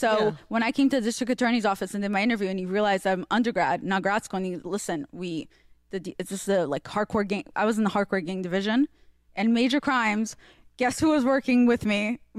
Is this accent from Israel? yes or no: yes; Israel; English is a second language; also born or lived in Russia; now in United States; I grew up in Israel